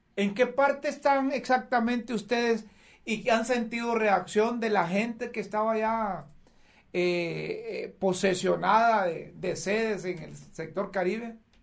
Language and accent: Spanish; Honduras; no somos todos los hondureños los narcotraficantes